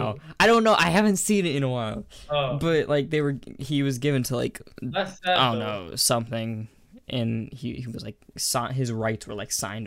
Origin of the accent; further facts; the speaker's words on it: Alaska, United States; I was born here. I was raised in Alaska. And then I kept on moving around the country and stuff. I've been all around America.